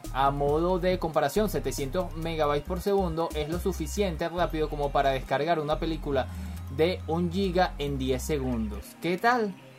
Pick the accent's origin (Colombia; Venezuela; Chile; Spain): Venezuela; yo soy venezolano y aquí en Caracas